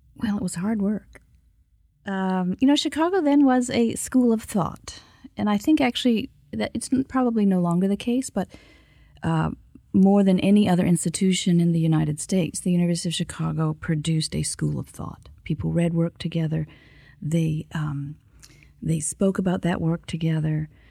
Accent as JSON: {"language": "English", "town": "Kimberley", "region": "British Columbia", "country": "Canada", "tie": "born or raised there", "said": "I grew up next to what was then the world's largest lead and zinc mine in a class divided household"}